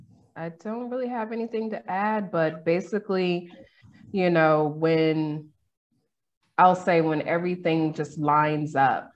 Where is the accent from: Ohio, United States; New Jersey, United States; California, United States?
California, United States; Sacramento; moved away as an adult; now in Mexico; I'm born and raised in Sacramento.